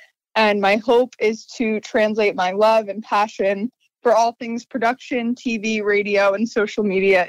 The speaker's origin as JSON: {"language": "English", "town": "Wayne", "region": "New Jersey", "country": "United States", "tie": "born or raised there", "said": "I was born and raised in Wayne, New Jersey, and am currently a senior at Pace University in New York City"}